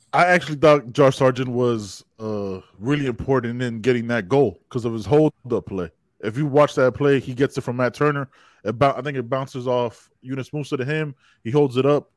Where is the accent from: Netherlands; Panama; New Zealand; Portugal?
Panama; my home country of Panama